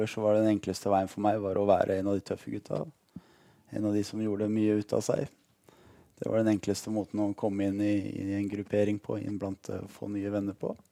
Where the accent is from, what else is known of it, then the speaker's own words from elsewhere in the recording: Lørenskog, Akershus, Norway; also born or lived in Ålesund; Jeg er født i Ålesund faktisk. Man kan ikke høre det på dialekta lenger, men jeg er født i Ålesund. Vi bodde der til jeg var seks år gammel, og så flytta vi til Lørenskog utafor Oslo.